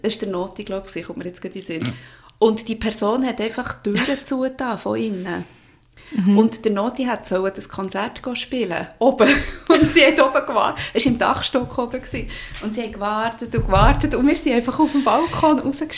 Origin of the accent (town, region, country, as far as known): Bern, Switzerland; accent: Berndeutsch